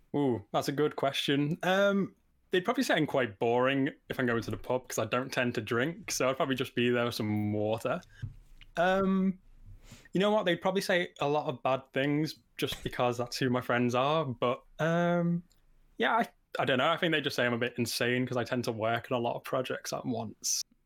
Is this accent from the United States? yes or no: no; Liverpool, North West England, United Kingdom; moved away as an adult; now in Nottingham, United Kingdom; I'm living away from home 'cause I'm from Liverpool and I'm currently in Nottingham